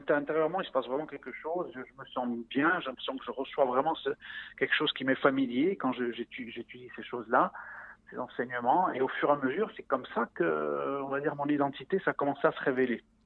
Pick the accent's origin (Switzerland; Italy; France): France; Ajaccio, Corsica; moved away as an adult; now in Israel; j'ai grandi en Corse. Je suis né à Ajaccio dans une famille corse à 100%